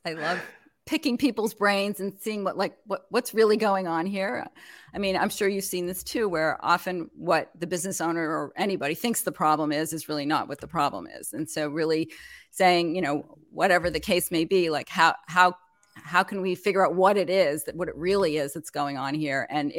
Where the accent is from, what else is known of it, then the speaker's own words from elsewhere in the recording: Montreal, Quebec, Canada; moved away as an adult; also born or lived in New York; I mean, I actually am originally from Canada, from Montreal. So my accent is like all over the place. And I moved to New York to go to graduate school. And I lived there for forever and raised my children there.